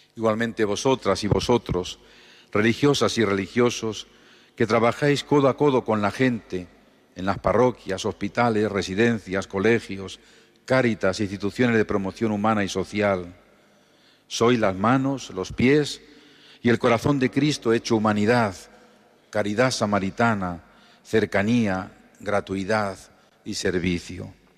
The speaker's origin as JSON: {"language": "Spanish", "town": "Los Cerralbos", "region": "Castilla-La Mancha", "country": "Spain", "tie": "born or raised there", "moved": "yes", "lives_now": "Albacete, Spain", "said": "mi pueblo natal, los Cerralbos"}